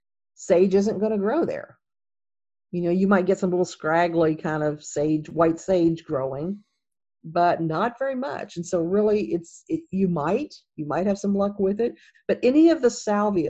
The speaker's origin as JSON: {"language": "English", "region": "Kentucky", "country": "United States", "moved": "yes", "lives_now": "California, United States", "said": "I'm from Kentucky"}